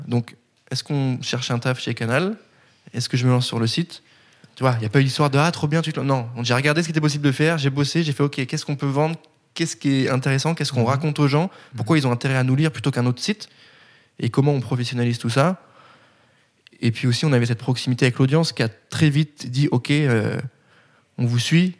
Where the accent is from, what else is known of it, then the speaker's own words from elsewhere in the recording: Nancy, Grand Est, France; je viens de Nancy